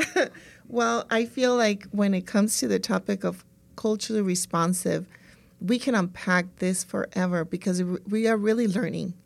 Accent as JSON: {"language": "English", "country": "El Salvador", "moved": "yes", "lives_now": "California, United States", "said": "I'm from El Salvador"}